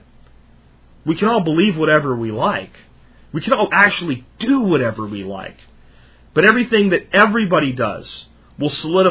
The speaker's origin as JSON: {"language": "English", "country": "United States", "said": "I'm an American"}